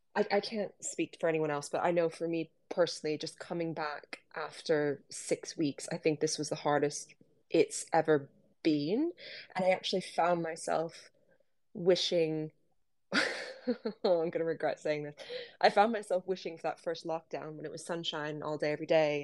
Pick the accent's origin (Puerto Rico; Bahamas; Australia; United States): Bahamas; moved away as an adult; also born or lived in Canada / London, United Kingdom; now in Derby, United Kingdom; I'm Canadian, but I grew up in the Bahamas and I came to the UK in 2010